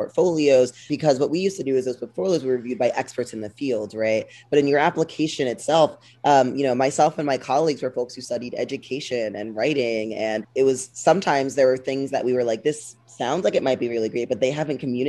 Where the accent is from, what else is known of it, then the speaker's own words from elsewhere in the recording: New Jersey, United States; moved away; also born or lived in Boston; I grew up in New Jersey